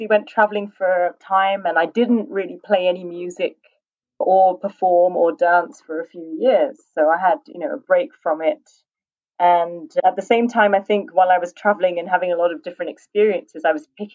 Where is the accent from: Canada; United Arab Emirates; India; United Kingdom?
United Kingdom; moved away; also born or lived in Mexico; British culture, I think, you know, it's my main sort of culture in terms of growing up. I most strongly identify, I think, with being British in that sense